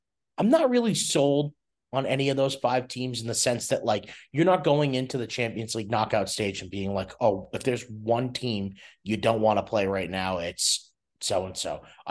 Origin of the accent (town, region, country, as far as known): United States